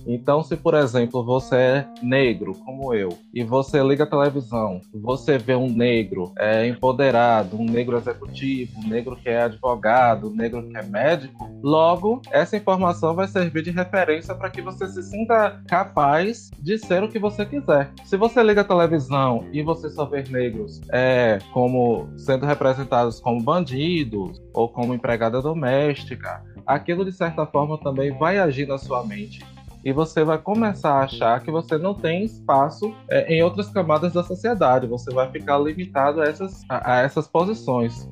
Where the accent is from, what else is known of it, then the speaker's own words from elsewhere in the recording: Feira de Santana, Bahia, Brazil; sou aqui de Feira de Santana